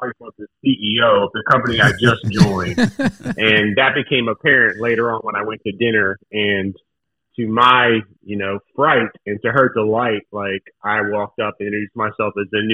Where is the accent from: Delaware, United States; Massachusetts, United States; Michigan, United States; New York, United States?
Delaware, United States; Newark; I grew up in Newark, Delaware, not too far from you guys.